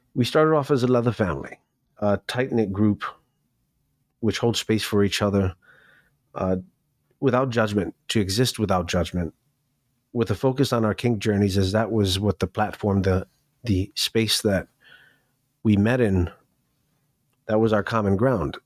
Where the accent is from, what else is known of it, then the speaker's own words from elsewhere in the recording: New York City, New York, United States; also born or lived in Miami; I grew up in New York City. I was born in Miami, but I feel like I was born in New York City.